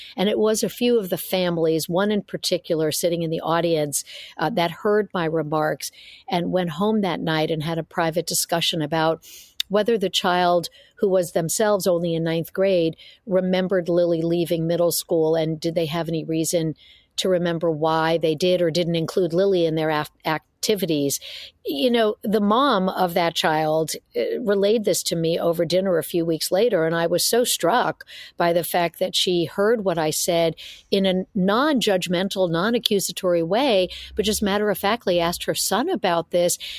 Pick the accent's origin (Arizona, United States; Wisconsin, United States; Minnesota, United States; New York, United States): New York, United States; New York City; moved away as an adult; now in San Francisco Bay Area, United States; I was born and raised in New York City, uh, migrated out to uh, the San Francisco Bay Area after college